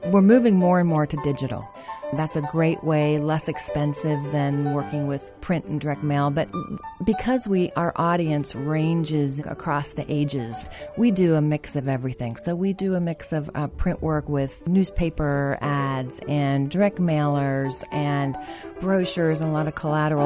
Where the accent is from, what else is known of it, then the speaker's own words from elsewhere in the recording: Dayton, Ohio, United States; moved away as an adult; also born or lived in Charleston; I'm originally from Dayton, so I'm a Dayton native